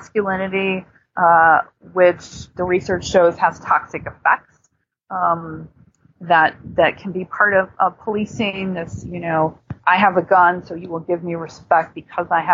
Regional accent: United States; as an American society

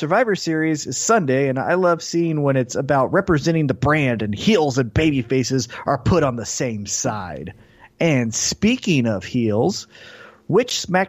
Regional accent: Independence, Missouri, United States; I grew up in Independence. Oh, yeah. And that's the hood.

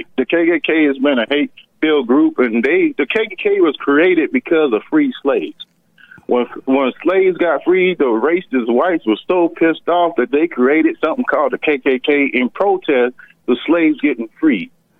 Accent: rural Georgia, United States; I grew up in Georgia, in rural Georgia. Okay, I had some experiences growing up in rural Georgia.

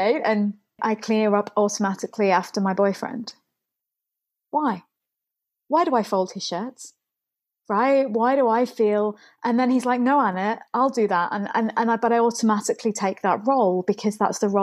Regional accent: England, United Kingdom; Where I grew up in England

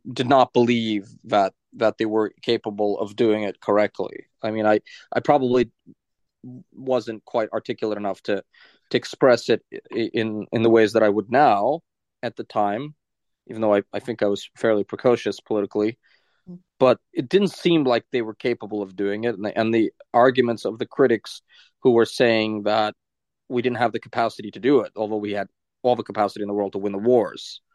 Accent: New York City, New York, United States; moved away; as a kid growing up in New York as a teenager

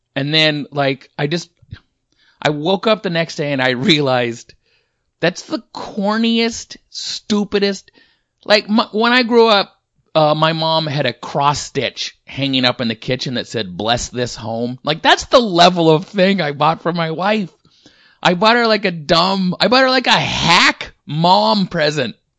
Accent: Washington, United States; I'm from Washington State my whole life

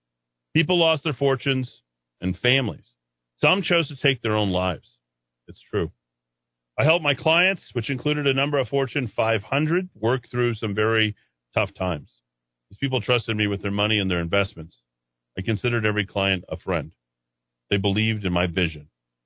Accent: Albuquerque, New Mexico, United States; I wanted to begin back here in my home state of New Mexico.

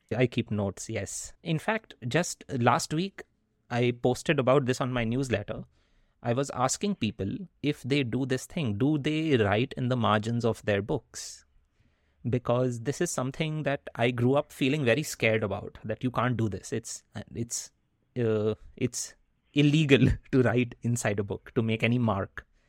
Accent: India; first language Hindi; English is a second language; moved away; when I was growing up in India.

